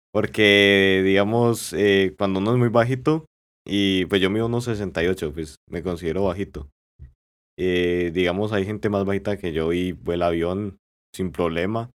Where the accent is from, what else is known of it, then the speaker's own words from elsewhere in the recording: La Victoria, Valle del Cauca, Colombia; yo soy de la Victoria Valle